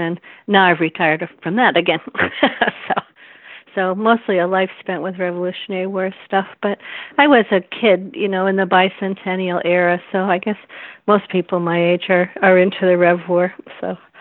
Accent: New York, United States; now in Delaware, United States; I'm from New York State

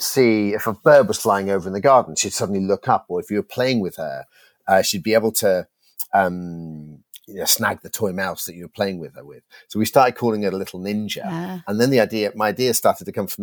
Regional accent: United Kingdom; I grew up outside London in an Irish family

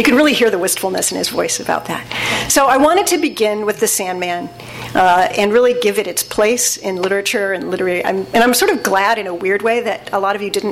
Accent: Southern California, United States; I was raised in Southern California in a secular Jewish household

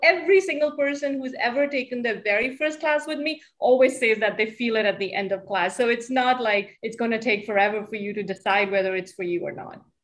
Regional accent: Hamilton, New Jersey, United States; also born or lived in Chicago; in my hometown

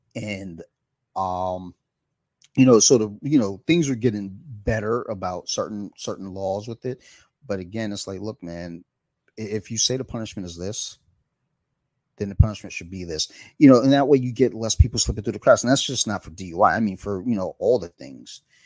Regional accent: Detroit, Michigan, United States; moved away; I'm from Detroit

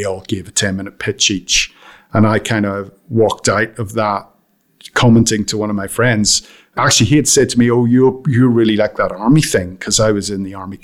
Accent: County Armagh, Northern Ireland, United Kingdom; moved away; I grew up in County Armagh in Northern Ireland, right at the height of the Troubles, so through the 70s and the 80s

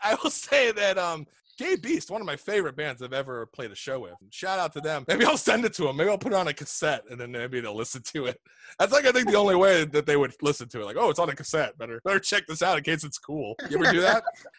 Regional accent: New York City, New York, United States; I'm from New York

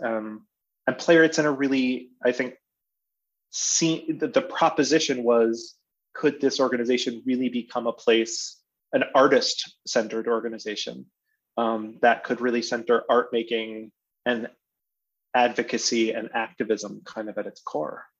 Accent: Amherst, Massachusetts, United States; now in Minneapolis, United States; I grew up in Amherst, Massachusetts.

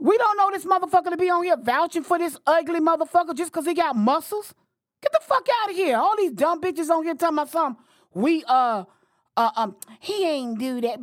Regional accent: Florida, United States; moved away as an adult; now in Washington, D.C., United States; I'm from Florida. I live in Washington, D C for the past thirty years

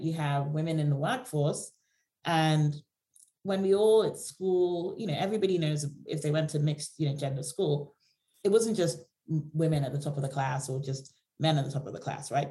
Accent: Nigeria; now in United Kingdom; I come from Nigeria originally

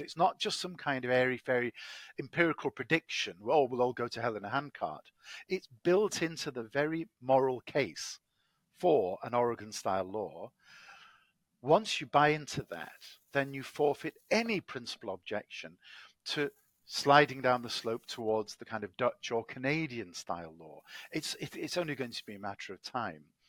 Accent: Manchester, North West England, United Kingdom; accent: English; moved away as an adult; also born or lived in Cambridge, England; now in Washington D.C., United States; I'm uh, English, as my accent betrays. I was born in Manchester, England

